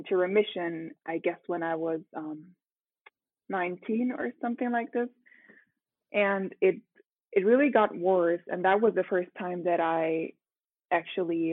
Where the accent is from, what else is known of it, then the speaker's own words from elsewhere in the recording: Rome, Lazio, Italy; English is a second language; moved away as an adult; now in Munich, Germany; I was born in Rome. So I'm a native Italian. Okay. And I was raised and I lived there for 18 years